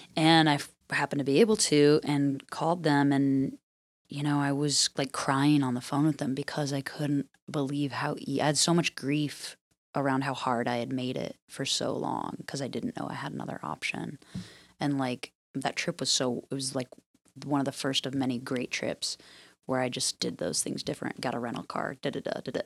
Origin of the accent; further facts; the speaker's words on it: Midwest, United States; growing up in the Midwest, I grew up on, with this, like, work ethic